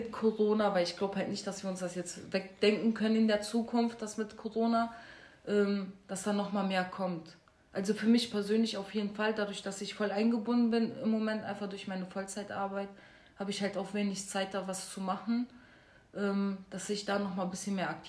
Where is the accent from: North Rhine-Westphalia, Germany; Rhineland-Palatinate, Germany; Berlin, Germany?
North Rhine-Westphalia, Germany; Duisburg; ich meine, ich komme aus Marxloh und Marxloh wurde ja sowieso als äh, Brennpunkt und als No-Go-Area ja vor ein paar Jahren betitelt